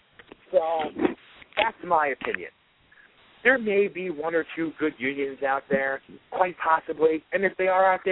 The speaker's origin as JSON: {"language": "English", "country": "United States", "said": "We pay enough as American workers"}